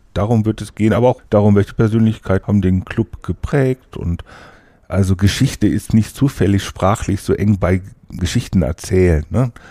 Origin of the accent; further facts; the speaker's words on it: Wesel, North Rhine-Westphalia, Germany; moved away as an adult; now in Hannover, Germany; Eigentlich komme ich vom Niederrhein aus Wese.